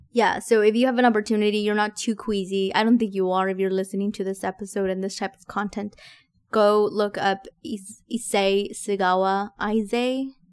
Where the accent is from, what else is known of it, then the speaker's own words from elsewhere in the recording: Texas, United States; I'm from Texas